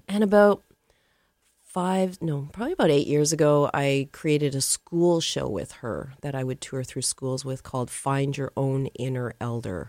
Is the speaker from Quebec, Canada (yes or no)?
no; Calgary, Alberta, Canada; I grew up in Calgary. I was born in Calgary, Alberta